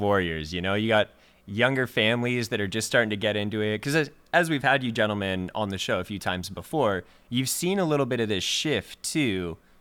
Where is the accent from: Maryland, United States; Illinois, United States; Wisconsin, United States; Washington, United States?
Washington, United States; growing up in Washington State